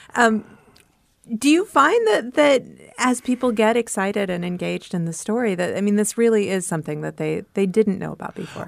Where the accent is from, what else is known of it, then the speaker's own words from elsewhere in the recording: Cedar Falls, Iowa, United States; growing up in Cedar Falls, right next door